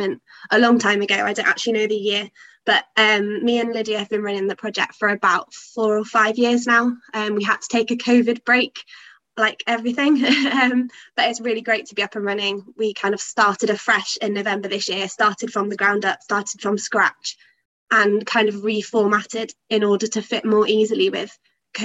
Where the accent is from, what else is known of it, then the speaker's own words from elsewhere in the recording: Loughborough, East Midlands, United Kingdom; moved away as an adult; now in Durham, United Kingdom; I'm from Loughborough in the Midlands, so about 3 hours south of Durham